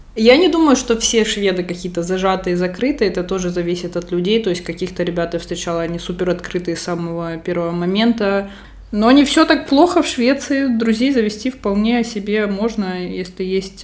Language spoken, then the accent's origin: Russian; Russia; now in Barcelona, Spain; из России, я говорю, из России